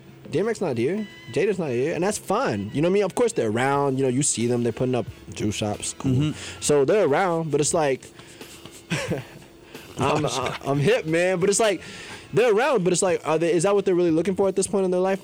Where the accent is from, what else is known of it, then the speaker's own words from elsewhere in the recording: New York, United States; I'm from New York, but a lot of my family's in California